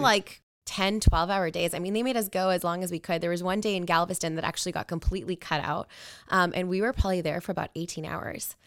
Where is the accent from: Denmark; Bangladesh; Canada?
Canada; Edmonton, Alberta; I was born and raised in Edmonton, Alberta.